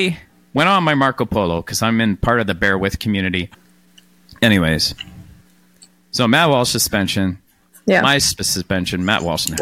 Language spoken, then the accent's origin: English; Canada; as a Canadian